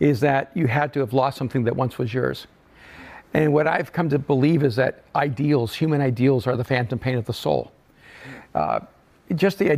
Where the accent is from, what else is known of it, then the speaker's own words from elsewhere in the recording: El Salvador; moved away; I'm an immigrant from El Salvador